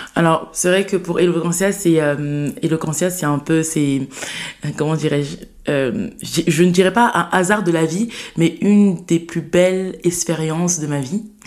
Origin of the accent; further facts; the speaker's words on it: Saint-Denis, Île-de-France, France; J'ai vécu toute ma vie à, Saint-Denis. Euh, voilà, j'ai fait mon enfance, j'ai grandi là-bas, mon collège, mon lycée